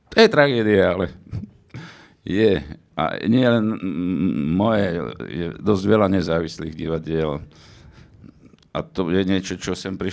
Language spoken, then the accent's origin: Slovak; Slovakia; pre mňa, ako Slováka, ktorý som sa, aj sa identifikujem ako Slovák bez toho, aby som bol teda hej Slovák.